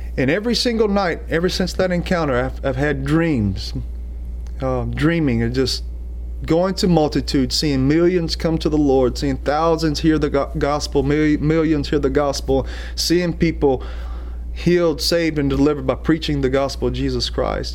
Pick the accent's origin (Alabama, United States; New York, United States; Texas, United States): Alabama, United States; we're from Alabama